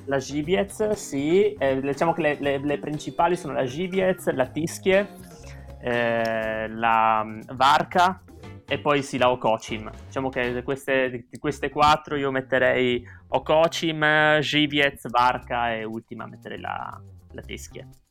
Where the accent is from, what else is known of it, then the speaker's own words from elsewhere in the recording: Trieste, Friuli-Venezia Giulia, Italy; moved away as an adult; also born or lived in Wrocław, Poland; now in Warsaw, Poland; io sono di Trieste